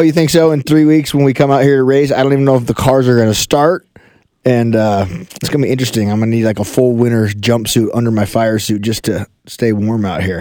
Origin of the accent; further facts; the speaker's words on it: Colorado Springs, Colorado, United States; I grew up in uh, Colorado Springs, Colorado